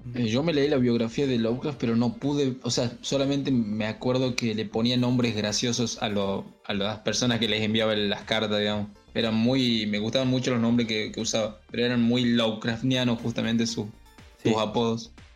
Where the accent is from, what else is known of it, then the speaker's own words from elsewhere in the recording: Tucumán, Argentina; acá de Tucumán, que soy de Tucumán